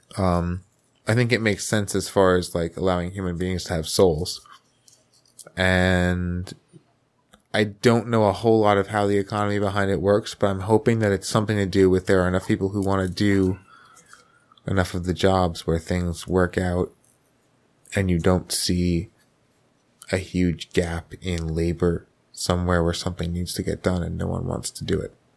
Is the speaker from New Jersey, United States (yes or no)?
yes; Paterson, New Jersey, United States; I grew up around Patterson, have been in Patterson, have hung out in Patterson